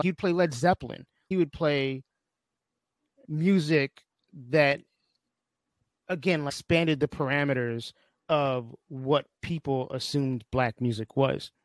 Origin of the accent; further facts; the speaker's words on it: New York City, New York, United States; I spent most of my childhood in New York City